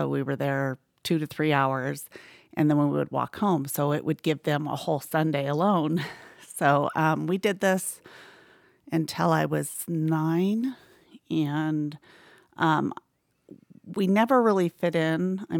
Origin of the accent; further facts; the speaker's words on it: Mesa, Arizona, United States; born there; Okay, so I was born in Mesa, Arizona